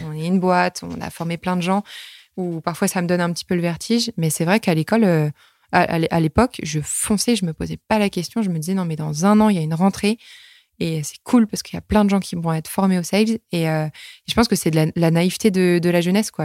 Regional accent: Normandy, France; moved away; moi, je suis née en Normandie

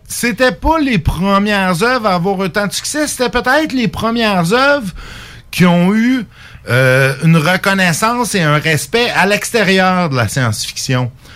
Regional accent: Quebec, Canada; en tant que Québécois

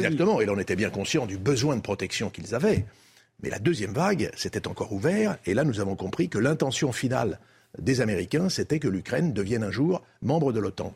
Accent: France; nous sommes des Français, nous sommes des Français en Europe

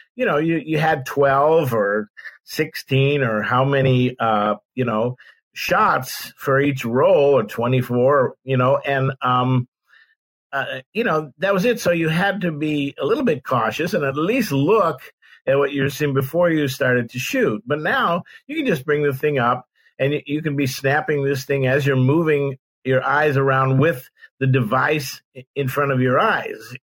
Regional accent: San Francisco Bay Area, California, United States; I grew up in the San Francisco Bay Area.

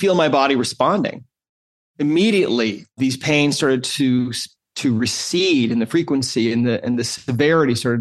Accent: Great Falls, Montana, United States; I grew up in Great Falls, Montana

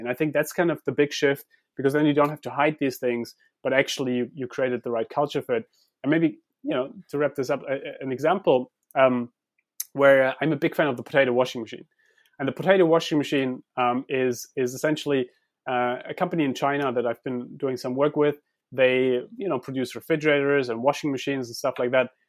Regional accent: Heidelberg, Baden-Württemberg, Germany; I grew up in Heidelberg

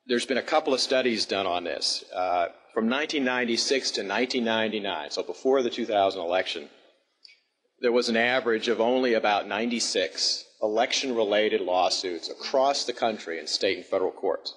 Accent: Alabama, United States; moved away as an adult; now in Washington, United States; I was actually born and raised in Alabama

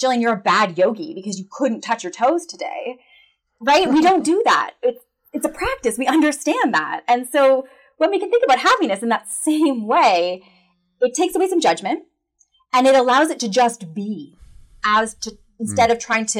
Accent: Canada; I'm Canadian

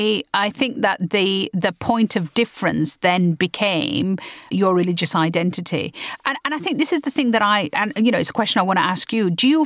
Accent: United Kingdom; Having worked out a place for being British and Asian, we were having to re-find our identity as British and Muslim.

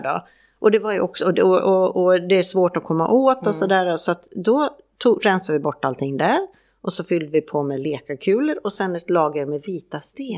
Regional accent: Färjestad, Värmland, Sweden; moved away; hemma i Färjestad

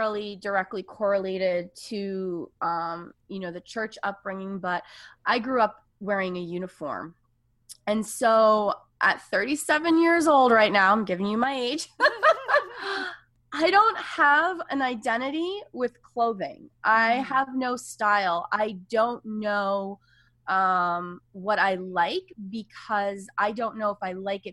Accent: Seville, Andalusia, Spain; I am a native of Spain. I was born in Sevilla, Spain.

